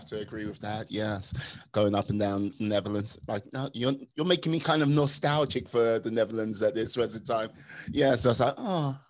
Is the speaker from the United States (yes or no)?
no; United Kingdom; my mastery of many languages, being a British citizen.